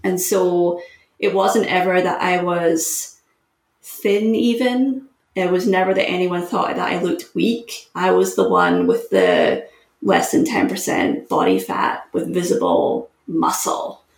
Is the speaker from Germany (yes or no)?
no; Scotland, United Kingdom; moved away as an adult; also born or lived in Syracuse, United States; I'm from Scotland, it's a small country, but I was competing for the national team